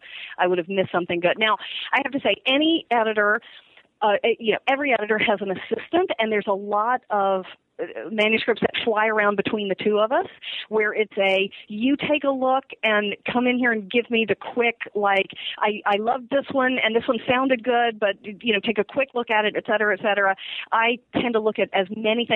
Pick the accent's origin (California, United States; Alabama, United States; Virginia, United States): Virginia, United States; I grew up in Virginia